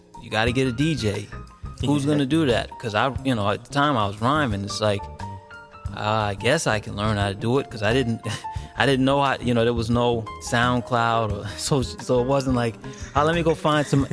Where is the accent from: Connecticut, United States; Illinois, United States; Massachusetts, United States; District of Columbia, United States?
District of Columbia, United States; Washington; I'm from Washington D.C.